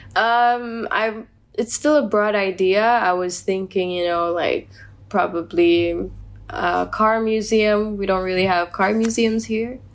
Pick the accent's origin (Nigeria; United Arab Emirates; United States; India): United Arab Emirates